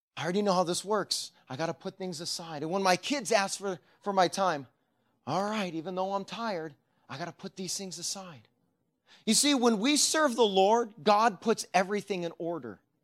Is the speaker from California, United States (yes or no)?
yes; Sacramento, California, United States; moved away; I grew up in Sacramento